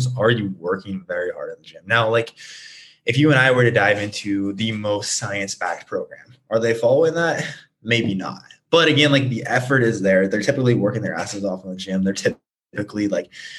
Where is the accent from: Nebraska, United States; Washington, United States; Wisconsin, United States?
Nebraska, United States; now in Scottsdale, United States; I'm originally from Nebraska. I'm currently based in Scottsdale.